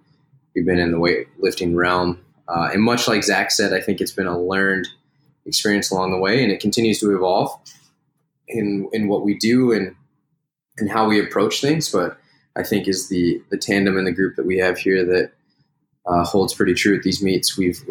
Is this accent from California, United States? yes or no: no; Denver, Colorado, United States; now in Minneapolis, United States; I grew up in Denver, Colorado